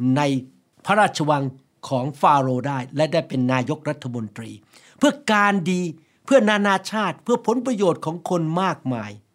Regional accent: Thailand; moved away as an adult; now in United States; พระเจ้ารู้ว่าผม จะเกิดในประเทศไทย พระเจ้ารู้ว่าผมจะไปโรงเรียนอัศมชัญ พระเจ้ารู้ว่าผมจะเป็นหมอ พระเจ้ารู้ว่าผมจะมาอเมริกา

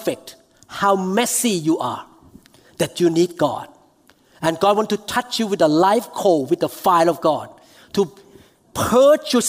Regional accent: Thailand; moved away; I flew to Thailand because my hometown.

